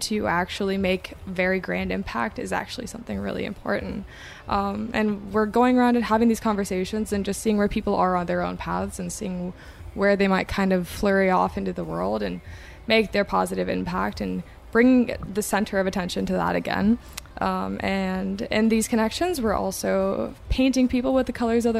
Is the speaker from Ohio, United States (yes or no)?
no; Des Moines, Iowa, United States; I am from Des Moines, Iowa